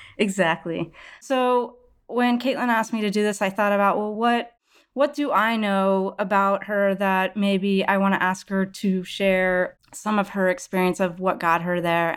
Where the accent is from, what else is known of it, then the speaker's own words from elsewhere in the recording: outside Houston and Dallas, Texas, United States; I was also born and raised in Texas outside Houston and Dallas